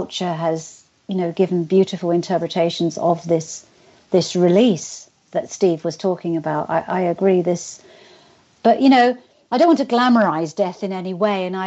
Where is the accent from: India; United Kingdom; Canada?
United Kingdom; accent: British